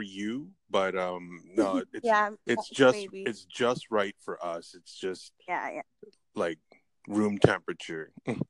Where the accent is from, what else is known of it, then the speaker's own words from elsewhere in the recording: Canada; I am from Canada.